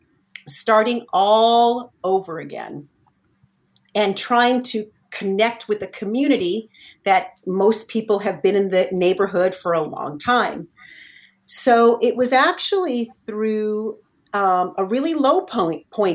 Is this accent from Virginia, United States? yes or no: no; Southern California, United States; moved away as an adult; now in Northern California, United States; I'm not originally from Northern California. I lived in Southern California most of my whole entire life.